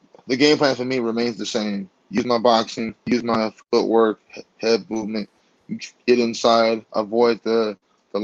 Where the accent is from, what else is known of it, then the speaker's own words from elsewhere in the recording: Chicago, Illinois, United States; I grew up in Bronzeville.